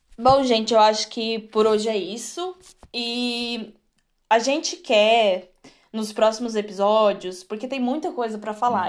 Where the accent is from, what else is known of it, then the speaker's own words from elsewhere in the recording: Torres, Rio Grande do Sul, Brazil; moved away as an adult; also born or lived in Birmingham, England; now in England; eu sou de Torres, tá? Rio Grande do Sul, só pra falar que eu sou gaúcha